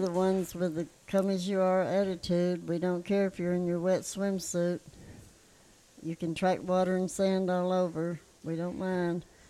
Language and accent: English; St. Louis, Missouri, United States; moved away as an adult; now in Surfside Beach, United States; I'm from St. Louis